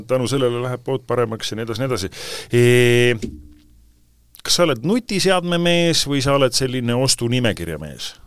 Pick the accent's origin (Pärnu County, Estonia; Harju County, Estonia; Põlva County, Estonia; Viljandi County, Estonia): Harju County, Estonia; Tallinn; mina elasin Balti jaamas